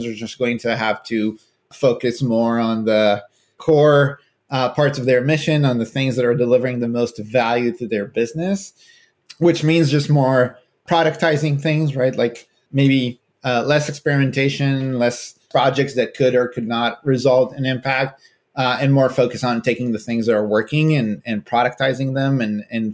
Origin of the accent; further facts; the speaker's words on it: Israel; moved away as an adult; now in California, United States; I'm originally from Israel, but I've been living in California for the last 12 years or so